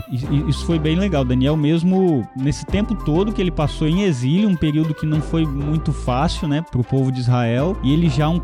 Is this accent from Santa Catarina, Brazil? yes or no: no; Itaguaçu, Espírito Santo, Brazil; now in Vitória, Brazil; Não sou daqui, sou lá de Itaguaçu, mas estou aqui em Vitória para fazer seminário.